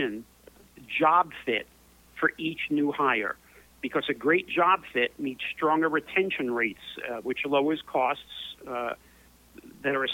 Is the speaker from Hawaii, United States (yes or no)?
no; New York City, New York, United States; Born and raised in New York City, in the Chelsea section of New York